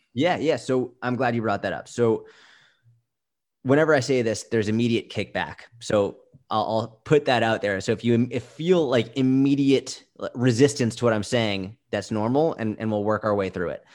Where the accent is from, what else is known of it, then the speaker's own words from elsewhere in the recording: Boston, Massachusetts, United States; I grew up in Boston